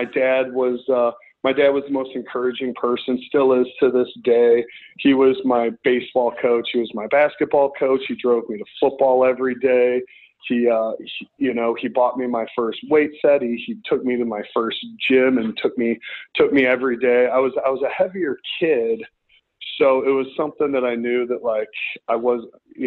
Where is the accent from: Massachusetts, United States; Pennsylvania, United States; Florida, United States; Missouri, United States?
Missouri, United States; St. Louis; moved away as an adult; now in Los Angeles, United States; I grew up right outside of St. Louis and then moved into St. Louis in my preteen days